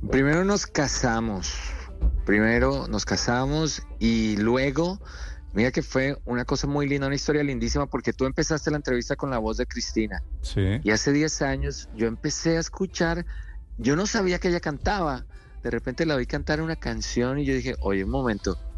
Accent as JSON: {"language": "Spanish", "region": "Bogotá", "country": "Colombia", "tie": "born or raised there", "also_born_or_lived": "Kansas City, Missouri", "moved": "as an adult", "lives_now": "United States"}